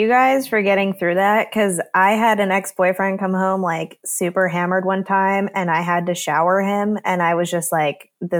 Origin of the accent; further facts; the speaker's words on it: New Jersey, United States; also born or lived in Indiana; And I'm originally from New Jersey.